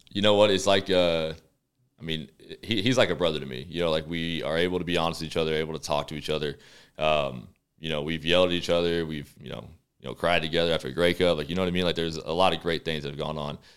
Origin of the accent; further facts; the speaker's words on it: Texas, United States; moved away as an adult; now in Calgary, Canada; we're from the States, obviously. I'm from Texas